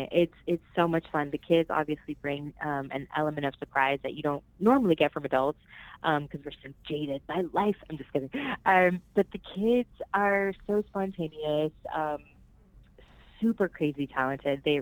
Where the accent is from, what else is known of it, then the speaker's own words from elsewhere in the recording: Puerto Rico; born there; first language Spanish; English is a second language; I was born in Puerto Rico, and um, Spanish was my first language. And now, as an adult, man, I it's embarrassing sometimes because I think in English.